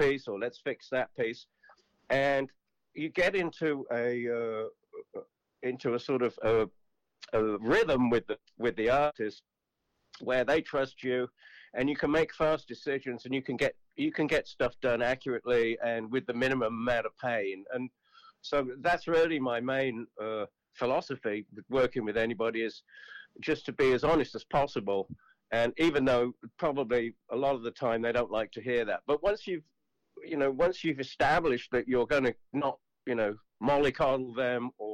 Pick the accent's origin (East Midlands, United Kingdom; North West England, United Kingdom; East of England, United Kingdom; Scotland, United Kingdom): East Midlands, United Kingdom; Kettering; also born or lived in Harrogate, Yorkshire; now in New York, United States; I was born in Yorkshire, in Harrogate, in Yorkshire, back in the 50s. I was only there for about 3 years, and then when I was about three or four, my parents moved to Kettering, which is in the Midlands, about 95 miles north of London. And I grew up there for the most part.